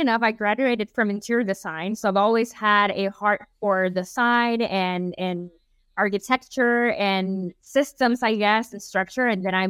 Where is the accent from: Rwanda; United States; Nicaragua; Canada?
Nicaragua; I'm very biased, of course, because I'm from Nicaragua